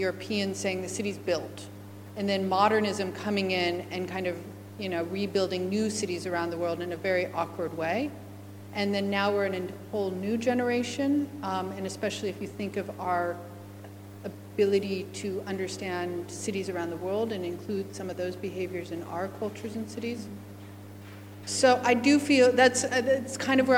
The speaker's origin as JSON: {"language": "English", "country": "United States", "moved": "yes", "lives_now": "Australia", "said": "as an American"}